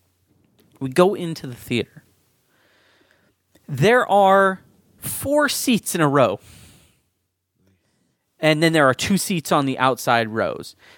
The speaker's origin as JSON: {"language": "English", "town": "San Diego", "region": "California", "country": "United States", "tie": "born or raised there", "said": "I grew up in San Diego"}